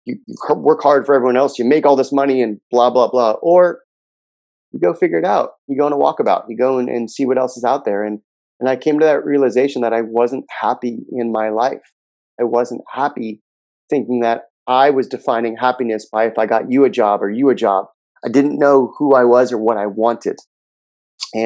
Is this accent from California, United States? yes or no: yes; Los Angeles, California, United States; I grew up in Southern California in a town called Pacific Palisades